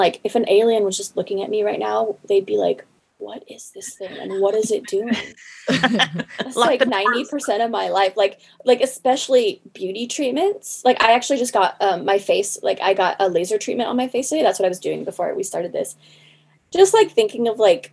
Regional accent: the Northwest, Pacific Northwest, United States; moved away; I come from the Northwest, which is Sasquatch country.

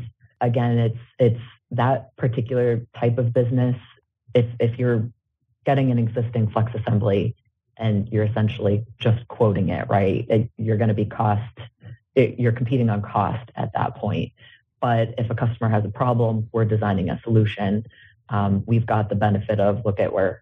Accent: Salem, Massachusetts, United States; moved away as an adult; now in Harrisburg, United States; growing up in Salem, and most of my family is still honestly back in Salem

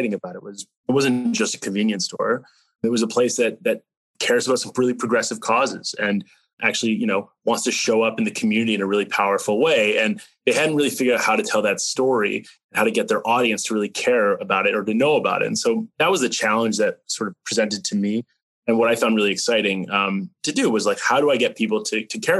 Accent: North Carolina, United States; moved away as an adult; also born or lived in Canada / New York / Switzerland; now in Iowa, United States; I was born in Canada. I grew up in North Carolina

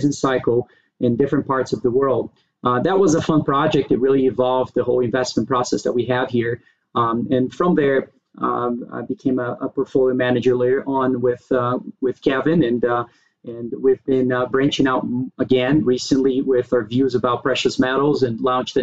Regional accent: Brazil; moved away as an adult; now in United States; I was born and raised in Brazil. I moved to the U.S., to go to college back in the days

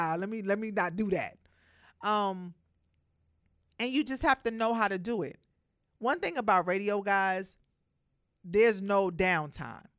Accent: New York City, New York, United States; Brooklyn, I'm from Brooklyn

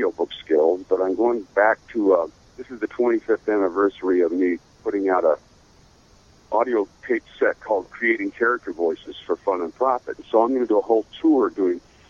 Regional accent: Seattle, Washington, United States; moved away; also born or lived in Idaho / Los Angeles; I have a ranch in Idaho, and I grew up in Seattle

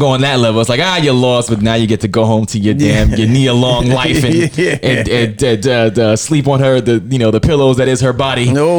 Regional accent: New York, United States; moved away; I'm originally from New York

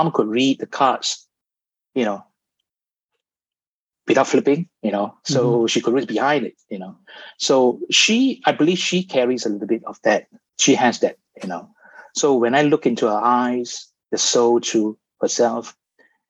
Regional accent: Malaysia; growing up in Malaysia

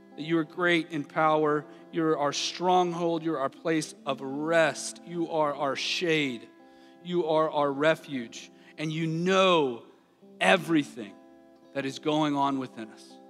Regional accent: the South, United States; I grew up in the South

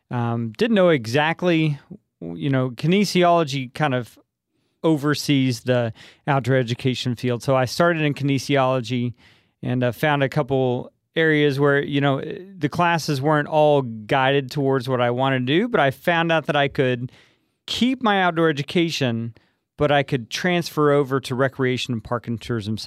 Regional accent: Coleman, Texas, United States; moved away; I grew up in Coleman, Texas, south of Abilene.

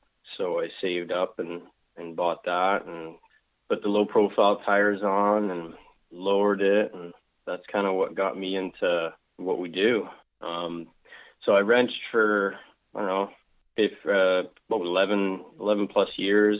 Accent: Calgary, Alberta, Canada; I was born and raised in Calgary, Alberta. You know, I'm a true Calgarian

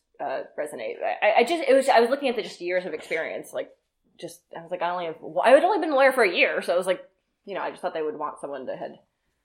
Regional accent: New York, United States; moved away as an adult; also born or lived in Boston; now in Manchester, United States; I'm from New York too.

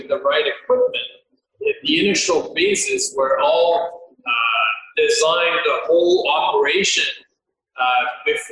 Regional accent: Quebec City, Quebec, Canada; moved away as an adult; now in Calgary, Canada; Quebec City being on the St. Lawrence River, so that's where I'm from

